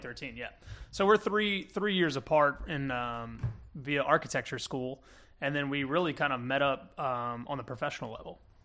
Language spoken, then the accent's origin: English; Kenner, Louisiana, United States; I grew up in Kenner, uh, Kenner, Louisiana, and, um, I'm a, I'm a Jefferson Parish kid at heart